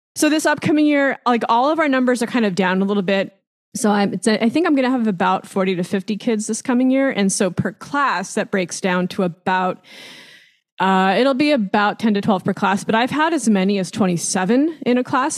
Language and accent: English; Long Beach, California, United States; I grew up in Long Beach, California, um, which is actually where I still live